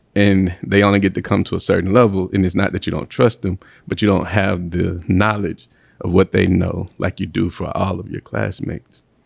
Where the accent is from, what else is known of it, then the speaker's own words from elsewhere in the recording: Mississippi, United States; moved away as an adult; also born or lived in Alabama / Nashville, Tennessee; now in St. Louis, United States; I'm from the deep south. I'm from Mississippi. Um, proud to be from Mississippi